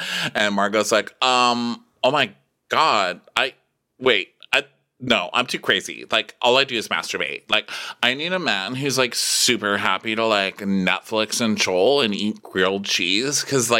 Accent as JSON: {"language": "English", "region": "Texas", "country": "United States", "said": "I'm just from Texas. So like, I didn't even know it was a career."}